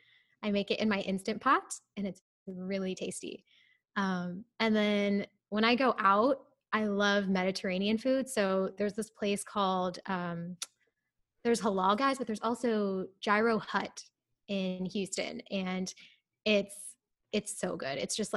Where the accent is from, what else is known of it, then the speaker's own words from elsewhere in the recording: India; so I'm actually from India. But whenever I go to India, I travel to the specific city that I'm from